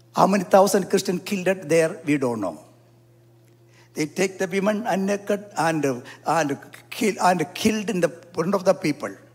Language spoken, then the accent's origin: English; South India, India; I am from South India